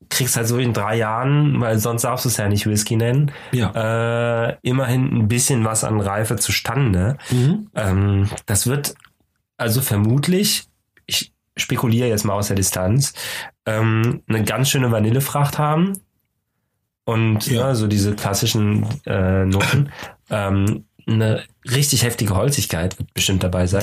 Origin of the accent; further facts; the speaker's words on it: Cologne, North Rhine-Westphalia, Germany; wir als Kölner haben natürlich das Glück, dass wir gar nicht so weit weg sind von der niederländischen Grenze.